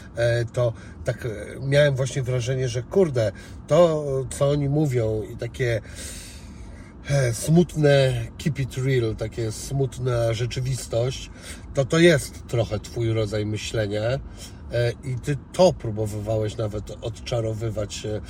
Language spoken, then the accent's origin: Polish; Szczecin, West Pomeranian Voivodeship, Poland; tu jest z mojego miasta, bo jestem ze Szczecina